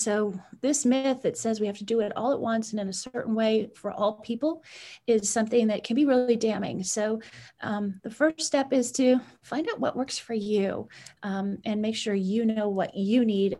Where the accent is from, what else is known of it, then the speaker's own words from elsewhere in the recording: Edmonton, Alberta, Canada; moved away as an adult; now in United States; I was born in Edmonton, Alberta, Canada